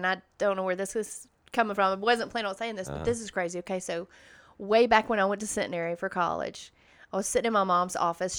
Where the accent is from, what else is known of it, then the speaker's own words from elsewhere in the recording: the Bible Belt, United States; I grew up in the Bible Belt